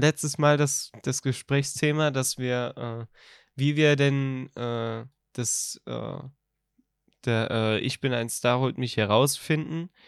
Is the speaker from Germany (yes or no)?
yes; Rhineland-Palatinate, Germany; bei uns